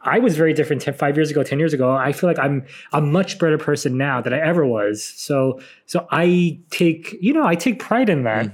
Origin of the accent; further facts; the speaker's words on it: San Francisco, California, United States; I'm from San Francisco